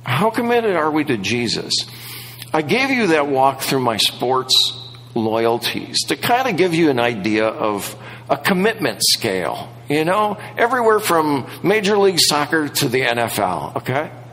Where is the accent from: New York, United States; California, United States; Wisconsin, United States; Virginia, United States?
Wisconsin, United States; moved away; I grew up in Wisconsin